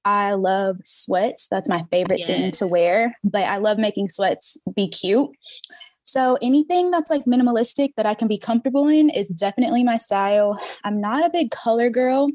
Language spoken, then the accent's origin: English; Arkansas, United States; now in Dallas, United States; I am from Arkansas, but I live in Dallas